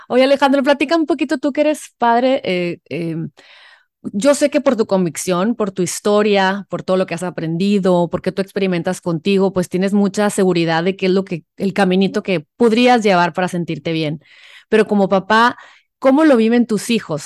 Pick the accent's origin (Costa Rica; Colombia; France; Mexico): Mexico; los mexicanos que nos encanta el chamoy